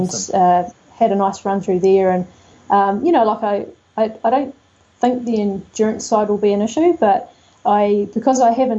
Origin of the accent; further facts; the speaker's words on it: Dunedin, Otago, New Zealand; now in West Coast, New Zealand; I'm really a Southern girl, and while I'm on the West Coast, I'm from Dunedin